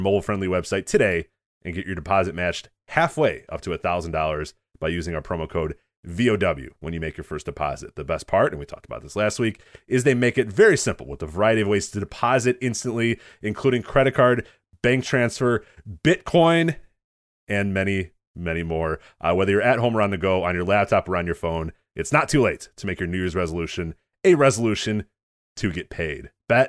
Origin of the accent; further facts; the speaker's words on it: Chicago, Illinois, United States; Well, I'm in a weird position too, but being a Chicagoan, I'm supposed to hate the Packers, but I don't.